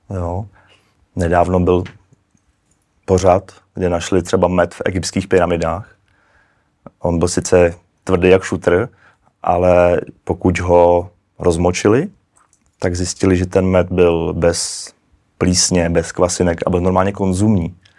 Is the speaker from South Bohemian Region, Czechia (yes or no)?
yes; České Budějovice, South Bohemian Region, Czechia; also born or lived in Prague; já jsem z Český Budějovic